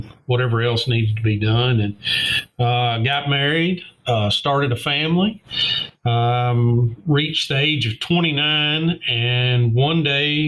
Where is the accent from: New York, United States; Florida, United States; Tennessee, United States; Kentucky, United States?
Tennessee, United States; Martin; policing in my hometown